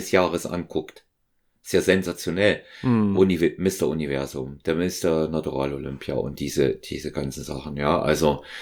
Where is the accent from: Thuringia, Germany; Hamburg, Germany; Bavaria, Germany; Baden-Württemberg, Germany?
Thuringia, Germany; Ich bin aus Thüringen, er ist ja aus, äh, aus Sachsen